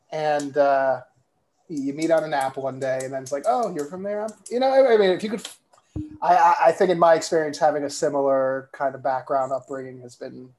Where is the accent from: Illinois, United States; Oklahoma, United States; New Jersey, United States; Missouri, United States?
New Jersey, United States; Bergen County; now in Astoria, United States; Bergen County, New Jersey, close to Norwood.